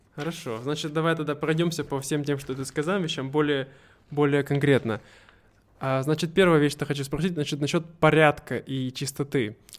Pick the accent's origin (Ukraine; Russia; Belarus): Russia; moved away; в моей родной деревне, новая разводная